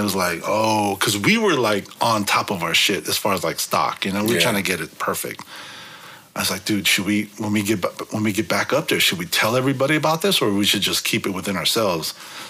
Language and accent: English; San Francisco, California, United States; I'm from San Francisco.